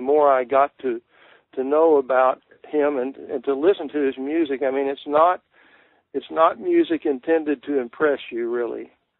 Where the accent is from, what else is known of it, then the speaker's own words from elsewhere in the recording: Texas, United States; It's really about growing up in Texas, which really appealed to me because, of course, being a native myself, and in my own writing, I have always wanted to write about my part of the country, the people.